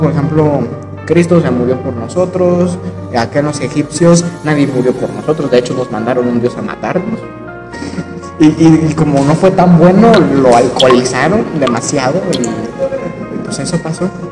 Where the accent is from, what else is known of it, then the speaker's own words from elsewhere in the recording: Mexico; nos unió como mexicanos